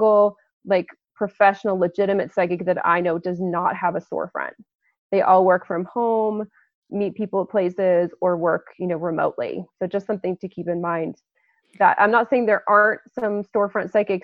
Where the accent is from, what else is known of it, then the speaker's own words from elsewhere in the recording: Lafayette, Colorado, United States; my hometown is Lafayette, Colorado, which is a pretty small town just outside of Boulder